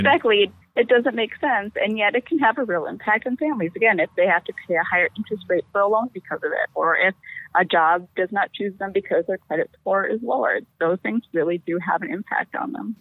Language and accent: English; Appleton, Wisconsin, United States; I was born right here in Appleton, Wisconsin, where I still live